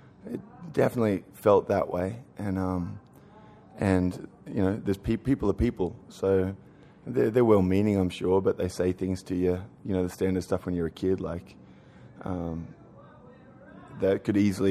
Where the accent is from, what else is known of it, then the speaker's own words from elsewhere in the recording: Australia; now in New York City, United States; I'm an Australian